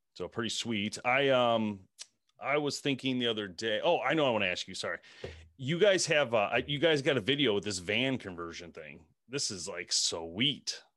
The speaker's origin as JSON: {"language": "English", "region": "Michigan", "country": "United States", "said": "we're from Michigan"}